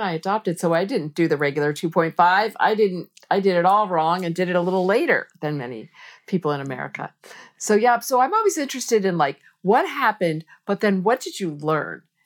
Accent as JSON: {"language": "English", "country": "United States", "said": "I'm a American girl"}